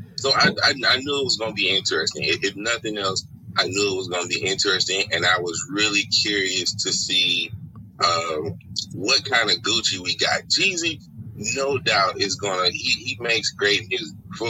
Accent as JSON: {"language": "English", "town": "Atlanta", "region": "Georgia", "country": "United States", "tie": "born or raised there", "said": "I was born and raised in Atlanta, Georgia. I grew up on the west side of Atlanta."}